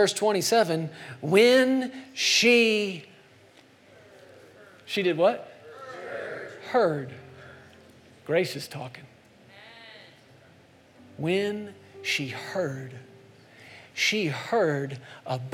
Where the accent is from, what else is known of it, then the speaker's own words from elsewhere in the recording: Texas, United States; moved away; I grew up in Texas for a long time as a kid